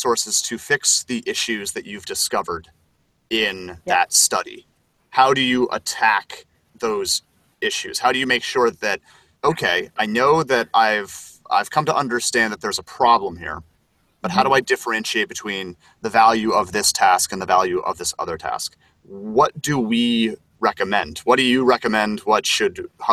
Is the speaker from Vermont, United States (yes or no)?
yes; Vermont, United States; moved away; my hometown in Vermont